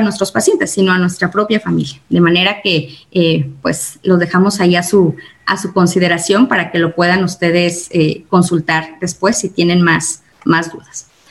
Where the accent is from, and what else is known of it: Mexico